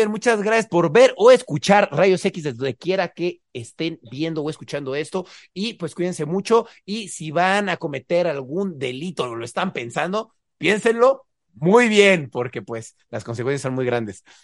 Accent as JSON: {"language": "Spanish", "country": "Honduras", "said": "Entonces yo soy hondureño"}